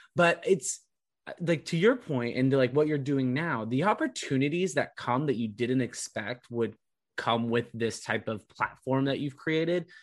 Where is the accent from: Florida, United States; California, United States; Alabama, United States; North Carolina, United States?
California, United States; also born or lived in Providence; now in Boston, United States; I grew up in California